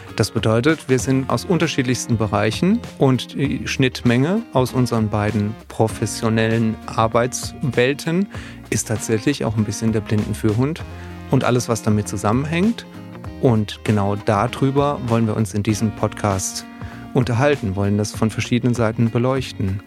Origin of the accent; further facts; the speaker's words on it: Odenwald, Germany; ich komme aus dem Odenwald